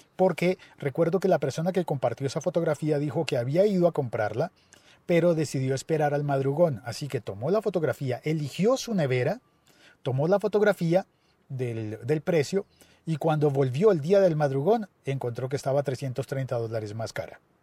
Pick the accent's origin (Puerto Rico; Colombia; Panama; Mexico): Colombia